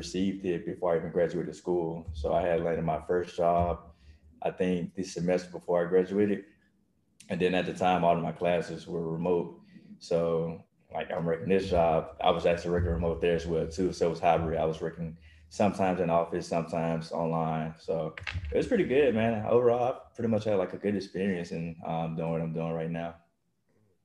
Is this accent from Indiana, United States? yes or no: no; Mississippi, United States; moved away as an adult; now in Texas, United States; I'm from Mississippi. So I came, actually moved out to Texas for a track